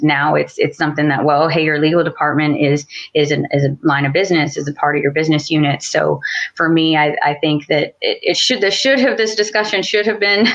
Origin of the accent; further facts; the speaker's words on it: Dallas, Texas, United States; I'm from Dallas originally